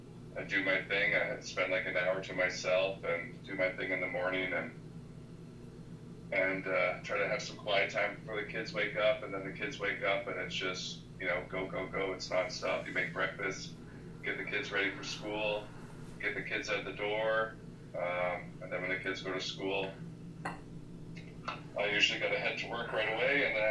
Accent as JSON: {"language": "English", "town": "Fergus", "region": "Ontario", "country": "Canada", "tie": "born or raised there", "said": "I grew up in Fergus, Ontario"}